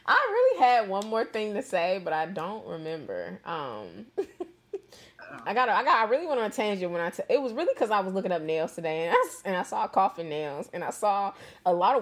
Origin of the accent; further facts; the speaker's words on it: St. Louis, Missouri, United States; moved away as an adult; also born or lived in Atlanta; I'm from St. Louis.